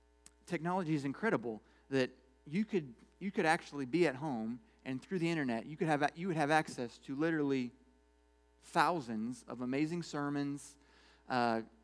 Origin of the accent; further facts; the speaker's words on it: United States; I'm an American too